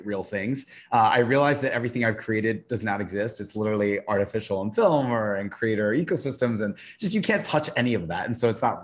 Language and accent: English; Tennessee, United States; I'm from the South, I'm from Tennessee